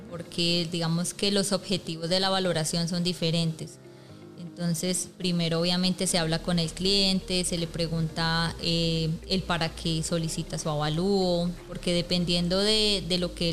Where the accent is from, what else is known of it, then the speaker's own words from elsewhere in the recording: Bogotá, Colombia; moved away as an adult; yo pues soy de Bogotá